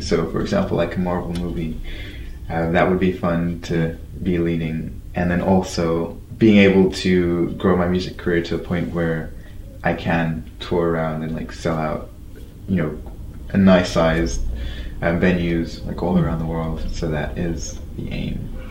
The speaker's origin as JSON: {"language": "English", "region": "London", "country": "United Kingdom", "tie": "born or raised there", "said": "I grew up in London"}